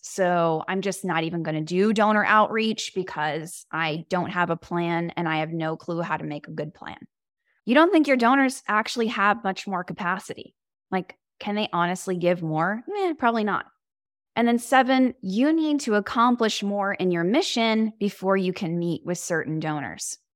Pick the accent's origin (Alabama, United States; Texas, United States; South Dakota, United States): Texas, United States; Houston; now in Los Angeles, United States; I am from Houston, Texas